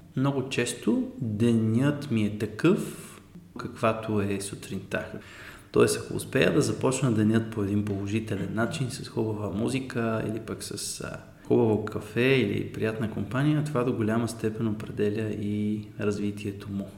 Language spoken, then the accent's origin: Bulgarian; Sofia, Sofia City, Bulgaria; И съм от София